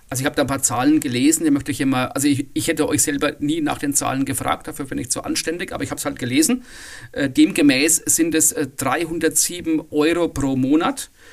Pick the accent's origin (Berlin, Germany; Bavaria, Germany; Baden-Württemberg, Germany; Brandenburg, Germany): Bavaria, Germany; bei uns in Bayern